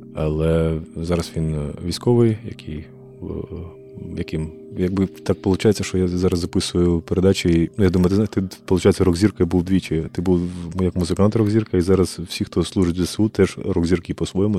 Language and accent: Ukrainian; Kharkiv, Kharkiv Oblast, Ukraine; я сам з Харкова